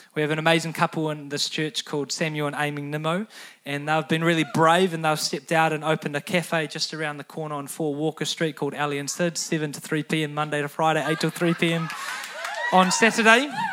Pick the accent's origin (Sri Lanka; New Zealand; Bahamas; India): New Zealand; teenagers growing up in New Zealand